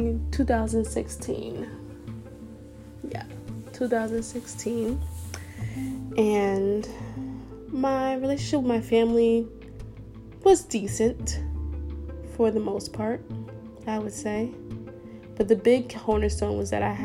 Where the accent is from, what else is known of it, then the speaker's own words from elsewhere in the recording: Brooklyn, New York, United States; also born or lived in Buffalo, New York; went to school in a different city than my hometown. So went to school in Buffalo, New York, and I'm from Brooklyn